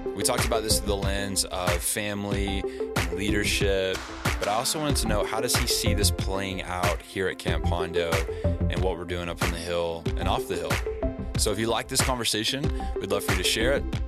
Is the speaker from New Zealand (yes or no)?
no; the South, United States; moved away; I grew up in the South